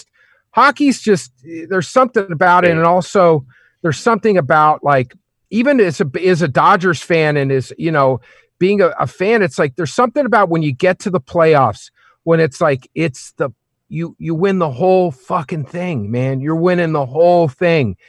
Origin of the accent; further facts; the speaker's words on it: Oklahoma, United States; moved away as an adult; now in Los Angeles, United States; I grew up in Oklahoma. So we had Oklahoma City Blazers hockey